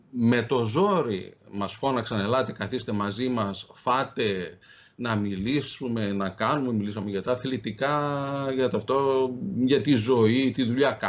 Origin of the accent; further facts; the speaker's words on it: Greece; από πού είστε, από την Ελλάδα.